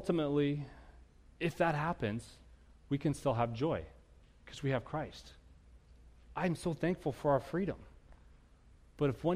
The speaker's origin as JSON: {"language": "English", "country": "United States", "said": "I'm an American"}